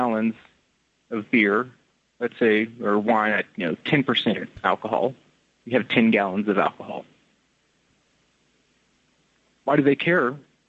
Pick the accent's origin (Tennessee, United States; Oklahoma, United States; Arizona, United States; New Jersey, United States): Tennessee, United States; now in Scotland; I'm originally from Tennessee, but currently I'm over in Scotland.